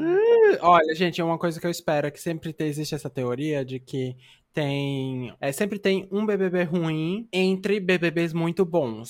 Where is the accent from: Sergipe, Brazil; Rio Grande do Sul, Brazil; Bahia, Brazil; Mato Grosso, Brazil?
Bahia, Brazil; Eu sou trans, eu sou baiana